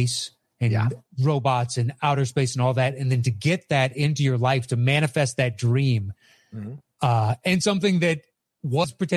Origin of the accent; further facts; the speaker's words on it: United States; as an American